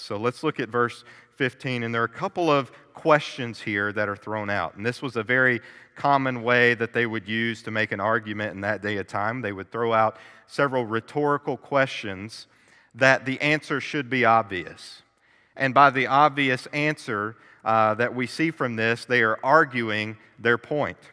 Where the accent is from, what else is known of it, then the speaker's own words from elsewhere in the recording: Kentucky, United States; I was born and raised in Kentucky